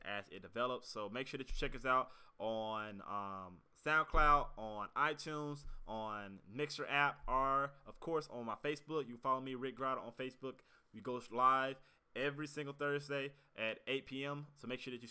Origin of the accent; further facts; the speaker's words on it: United States; as an American